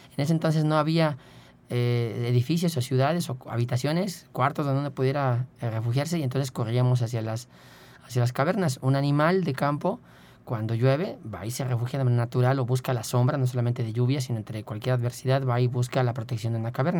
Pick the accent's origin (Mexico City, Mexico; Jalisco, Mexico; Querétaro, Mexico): Querétaro, Mexico; moved away; yo soy de Querétaro y, en ese entonces yo estaba por allá